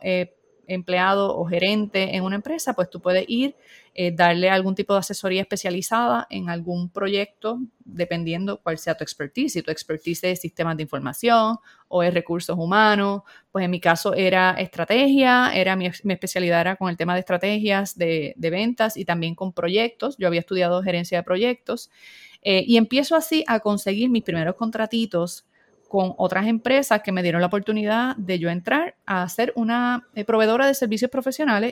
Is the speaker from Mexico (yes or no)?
no; Puerto Rico; soy puertorriqueña, vivo en San Juan, Puerto Rico